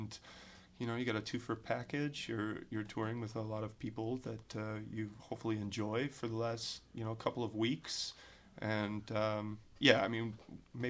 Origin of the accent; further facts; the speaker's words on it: Indiana, United States; accent: Midwestern, Indiana; my hard Indiana A's